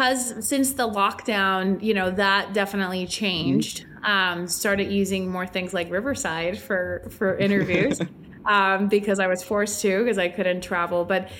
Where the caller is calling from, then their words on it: Puerto Rico; I'm joining you from sunny Puerto Rico.